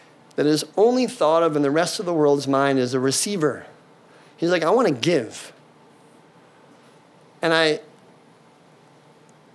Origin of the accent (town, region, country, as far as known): United States